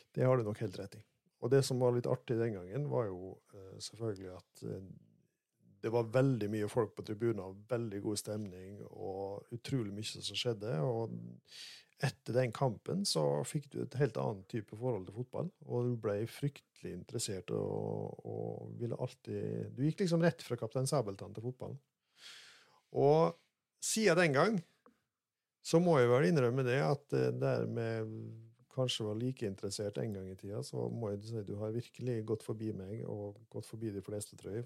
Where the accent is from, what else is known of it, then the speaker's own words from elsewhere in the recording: Molde, Møre og Romsdal, Norway; moved away as an adult; now in Rogaland, Norway; Jeg er fra Gjendem utafor Molde og vokste opp på gård